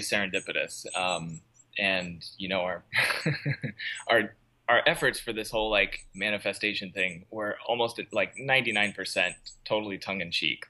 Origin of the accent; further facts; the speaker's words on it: Portland, Oregon, United States; moved away as an adult; I grew up in the Portland metro area